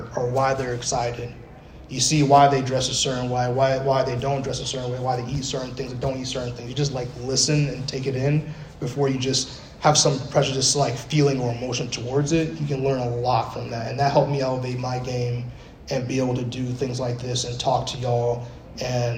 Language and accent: English; Arizona, United States; moved away; also born or lived in Bronx, New York; I grew up in Arizona for a while